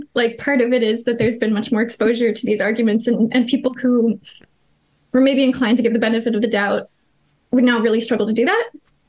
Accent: United States; I am American, yes.

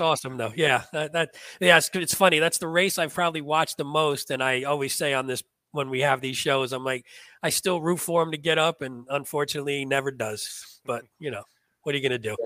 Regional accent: New Jersey, United States; I grew up in North Jersey

